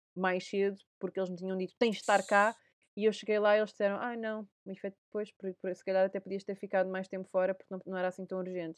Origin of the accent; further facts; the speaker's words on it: Portugal; moved away; sou portuguesa